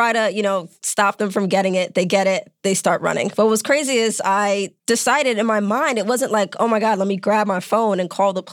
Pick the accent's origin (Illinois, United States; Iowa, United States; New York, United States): New York, United States; New York City; I grew up in New York City.